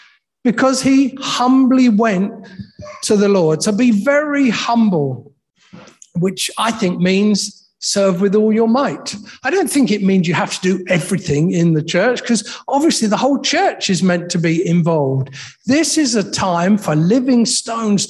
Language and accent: English; Horsham, South East England, United Kingdom; now in Liverpool, United Kingdom; the family I grew up with in Horsham